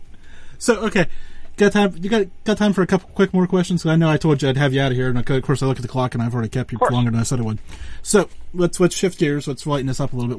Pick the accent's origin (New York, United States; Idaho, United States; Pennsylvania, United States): Pennsylvania, United States; Western; because I'm from Western Pennsylvania